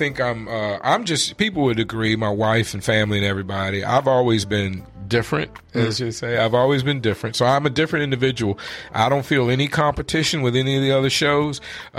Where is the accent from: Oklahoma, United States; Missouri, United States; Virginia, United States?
Virginia, United States; Richmond; moved away as an adult; now in Phoenix, United States; I love my hometown, but Richmond is a small town